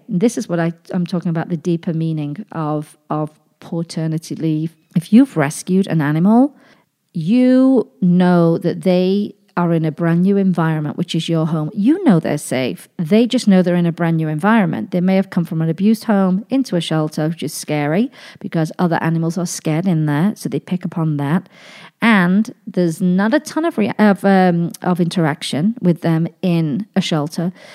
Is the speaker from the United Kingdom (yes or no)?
yes; United Kingdom; moved away as an adult; also born or lived in Pittsburgh / Nashville; now in Las Vegas, United States; this British girl ended up here